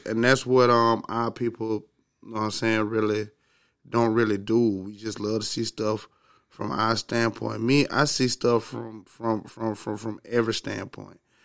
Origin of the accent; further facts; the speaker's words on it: Augusta, Georgia, United States; I'm from the South, you know what I'm saying? From Augusta, Georgia, me being, you know, um, low income black male in the South